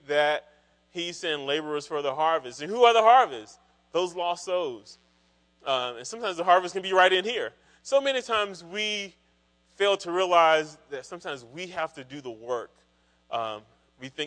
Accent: Kinston, North Carolina, United States; moved away as an adult; also born or lived in Raleigh, North Carolina; I grew up in Kinston, North Carolina, which is pretty rural, eastern part of North Carolina

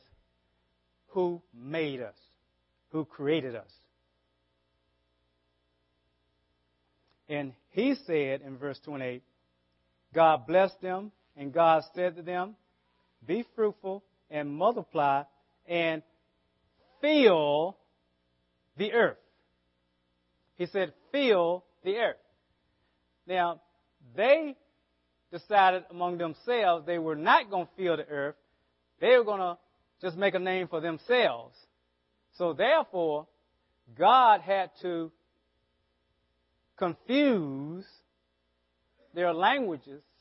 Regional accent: the South, United States; accent: southern; my southern accent

